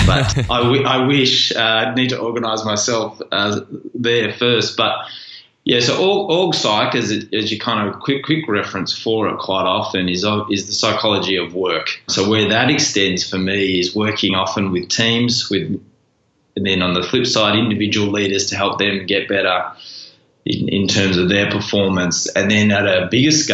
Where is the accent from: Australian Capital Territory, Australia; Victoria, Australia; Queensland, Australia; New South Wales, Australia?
Victoria, Australia; Melbourne; I was born here in Melbourne